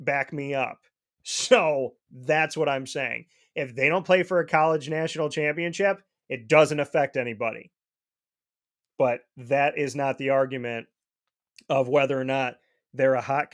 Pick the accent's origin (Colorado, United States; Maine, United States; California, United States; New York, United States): New York, United States; Syracuse; Syracuse, my hometown